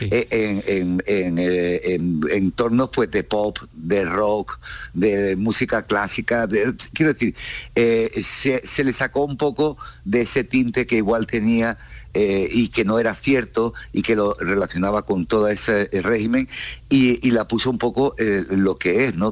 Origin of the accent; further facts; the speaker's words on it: Cádiz, Andalusia, Spain; also born or lived in United States; now in Barcelona, Spain; soy un músico de Cádiz, nacido en Cádiz, con lo cual me he criado con los ritmos del flamenco